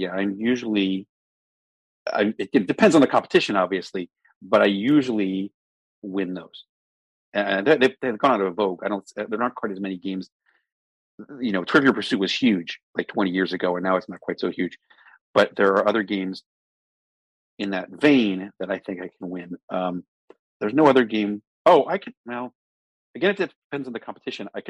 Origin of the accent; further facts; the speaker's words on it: Maryland, United States; I'm from Maryland